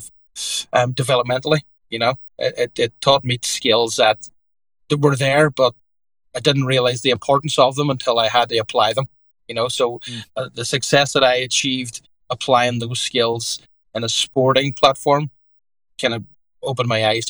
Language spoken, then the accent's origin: English; Derry, Northern Ireland, United Kingdom; moved away as an adult; now in Connecticut, United States; grew up as an Irish Catholic in Derry in Ireland